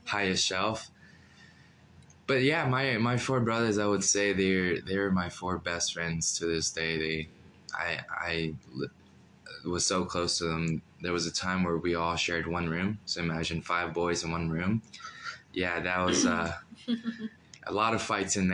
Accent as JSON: {"language": "English", "town": "Phoenix", "region": "Arizona", "country": "United States", "tie": "born or raised there", "also_born_or_lived": "Mexico", "said": "I come from Mexico when I was 2 years old. And I came here when I was 2, and I grew up in Arizona, Phoenix, Arizona"}